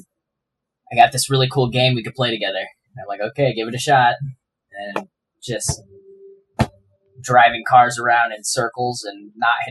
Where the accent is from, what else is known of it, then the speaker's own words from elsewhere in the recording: Minnesota, United States; I'm born and raised in Minnesota